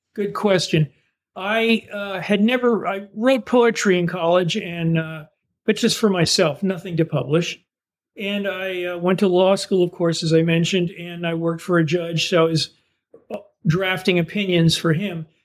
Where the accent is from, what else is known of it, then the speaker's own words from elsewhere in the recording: East Coast, United States; moved away as an adult; also born or lived in Southern Indiana; now in Vermont, United States; I'm from the East Coast originally